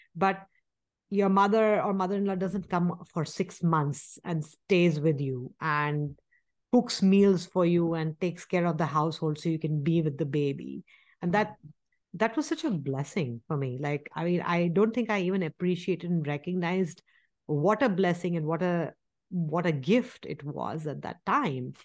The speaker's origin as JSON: {"language": "English", "country": "India", "tie": "born or raised there", "moved": "yes", "said": "we grew up in India."}